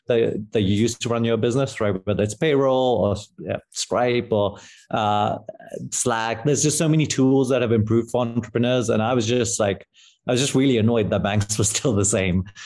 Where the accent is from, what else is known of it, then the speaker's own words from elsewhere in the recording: London, United Kingdom; moved away as an adult; also born or lived in Pakistan; now in San Francisco, United States; I grew up in London